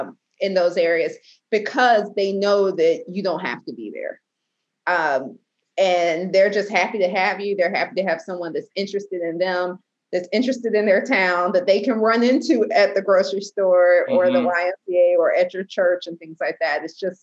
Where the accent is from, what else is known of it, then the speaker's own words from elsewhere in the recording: Columbus, Georgia, United States; also born or lived in Waycross, Georgia; I worked full-time in Waycross, Georgia, in practice there for several years and then into Columbus, Georgia, my hometown.